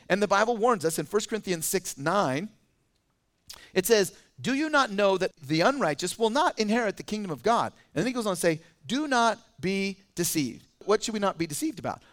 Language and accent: English; California, United States; also born or lived in Boise, Idaho; now in Idaho, United States; I lived in Idaho as a kid. I was born in Boise, and then I moved to California in first grade